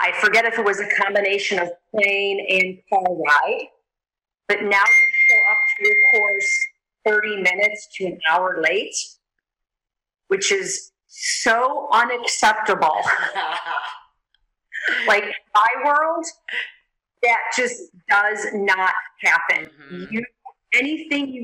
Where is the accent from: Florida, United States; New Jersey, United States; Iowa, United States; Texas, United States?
Florida, United States; Sarasota; I was in beautiful Sarasota, Florida, my hometown